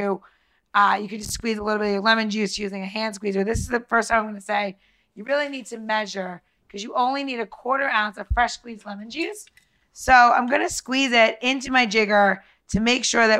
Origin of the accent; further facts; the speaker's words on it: New York, United States; I grew up in New York